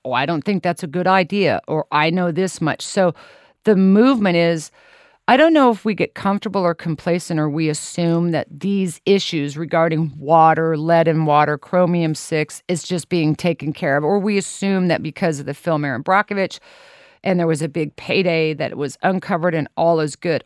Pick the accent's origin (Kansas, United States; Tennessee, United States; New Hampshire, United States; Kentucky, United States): Kansas, United States; Lawrence; I was born and raised in Lawrence, Kansas